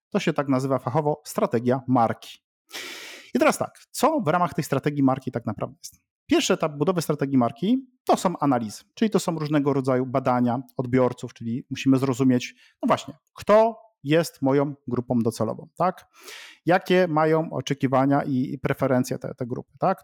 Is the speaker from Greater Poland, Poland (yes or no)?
no; Łódź, Łódź Voivodeship, Poland; jestem z Łodzi